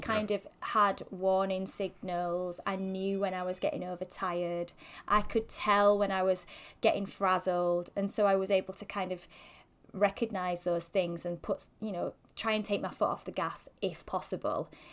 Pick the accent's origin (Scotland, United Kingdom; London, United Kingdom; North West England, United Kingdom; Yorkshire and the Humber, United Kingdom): Yorkshire and the Humber, United Kingdom; I'm such a Yorkshire girl